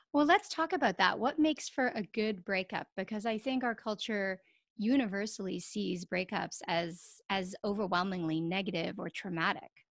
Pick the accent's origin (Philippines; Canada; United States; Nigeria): Canada; as a Canadian